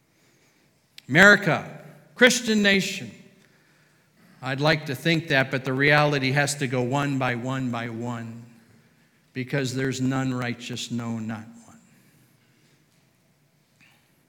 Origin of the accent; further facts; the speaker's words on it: United States; We are American